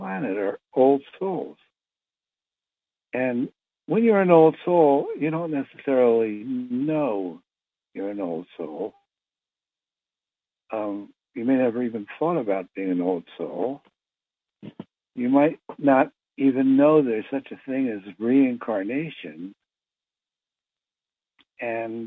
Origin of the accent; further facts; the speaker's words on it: Philadelphia, Pennsylvania, United States; I was born in Philadelphia to a middle-class Jewish family